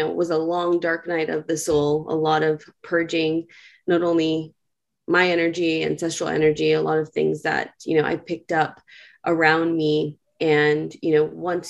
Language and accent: English; New York City, New York, United States; I am a born and raised New Yorker. I grew up in New York City